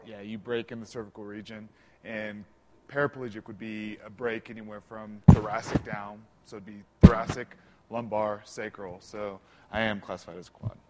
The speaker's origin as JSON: {"language": "English", "town": "Bartlesville", "region": "Oklahoma", "country": "United States", "said": "I'm originally from Bartlesville, Oklahoma, small Midwest town about 45 minutes north of Tulsa"}